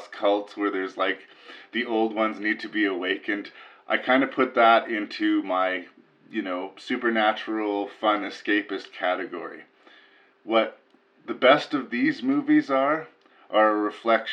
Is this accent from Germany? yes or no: no; Canada; I'm up here in Canada, because I am Canadian